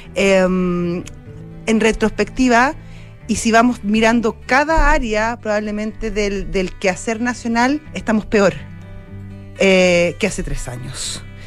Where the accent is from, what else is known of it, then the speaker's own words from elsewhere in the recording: Chile; todavía tengo confianza eh, en mi país